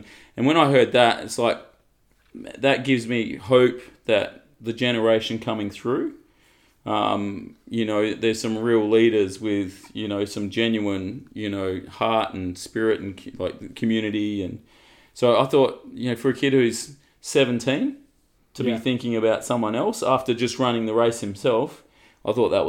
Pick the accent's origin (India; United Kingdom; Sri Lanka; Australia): Australia; We're Australian, so we love the swimming.